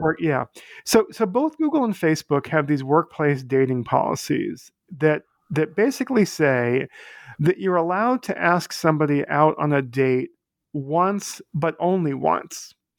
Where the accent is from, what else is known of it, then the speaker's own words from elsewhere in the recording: Boston, Massachusetts, United States; now in New York, United States; I live in New York. I grew up in Boston.